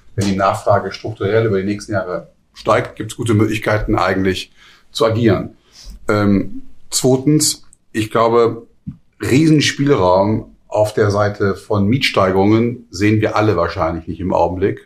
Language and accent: German; Hamburg, Germany; ich komme ja nun auch aus Hamburg